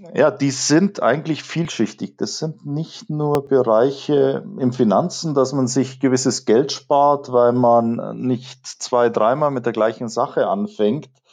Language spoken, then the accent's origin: German; Munich, Bavaria, Germany; als Münchner